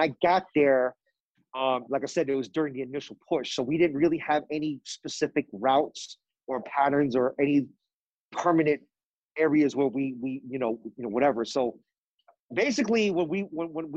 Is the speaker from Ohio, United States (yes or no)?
no; New York City, New York, United States; moved away as an adult; now in California, United States; I'm originally from Queens. I grew up here for most of my youth and early adult life